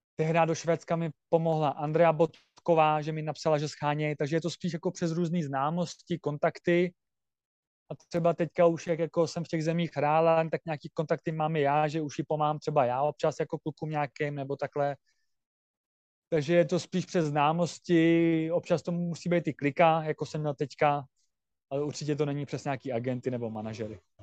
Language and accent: Czech; Czechia; Jako já jsem rád Čech a Myslím, že občanství budu mít český.